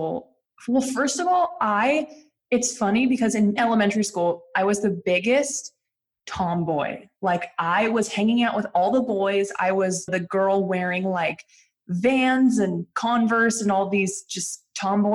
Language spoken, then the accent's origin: English; Lafayette, California, United States; I grew up outside of San Francisco in a little suburban town called Lafayette.